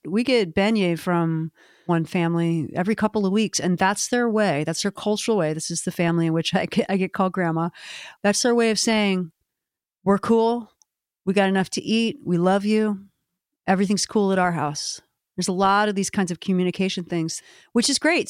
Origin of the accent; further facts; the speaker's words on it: Maryland, United States; now in Portland, Maine, United States; my home state